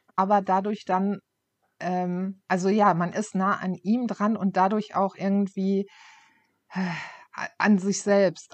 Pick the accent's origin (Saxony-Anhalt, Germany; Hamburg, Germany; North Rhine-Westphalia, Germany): North Rhine-Westphalia, Germany; Ruhr area; ich komme ja aus, äh, aus dem Ruhrpott